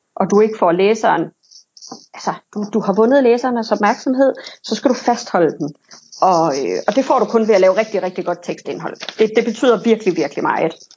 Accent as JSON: {"language": "Danish", "town": "Silkeborg", "region": "Central Denmark Region", "country": "Denmark", "said": "Jeg kommer fra Silkeborg"}